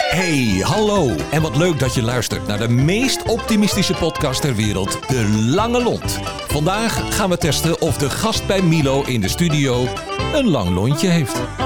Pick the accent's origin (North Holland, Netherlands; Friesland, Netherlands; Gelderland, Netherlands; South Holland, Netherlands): North Holland, Netherlands; Breezand; now in Alkmaar, Netherlands; Ik ben er niet geboren, ik ben er opgegroeid. Vanaf mijn uh, anderhalf of zo eh, wonen we daar